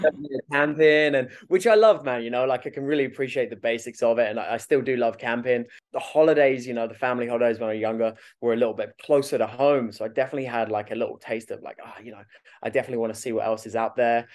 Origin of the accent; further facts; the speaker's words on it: West Malling, South East England, United Kingdom; moved away as an adult; also born or lived in Australia; I'm from Kent.